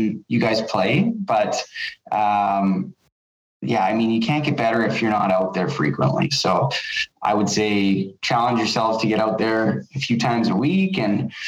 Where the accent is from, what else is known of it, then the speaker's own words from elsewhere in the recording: Winnipeg, Manitoba, Canada; I'm from St. Mattel, so I played on the St. Mattel Vicks as all throughout minor hockey